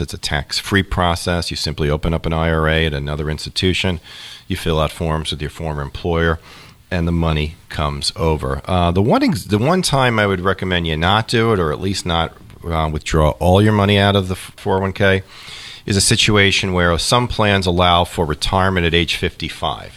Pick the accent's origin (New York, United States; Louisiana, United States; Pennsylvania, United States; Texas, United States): New York, United States; moved away as an adult; also born or lived in Kansas City; now in Ohio, United States; I grew up in New York, and listen, I can say this because I'm a native New Yorker.